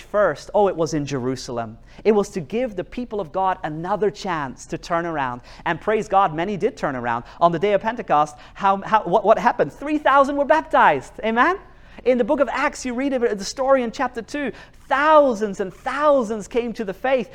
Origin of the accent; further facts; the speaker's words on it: New Zealand; now in Norway; I live in Norway, and I grew up in New Zealand.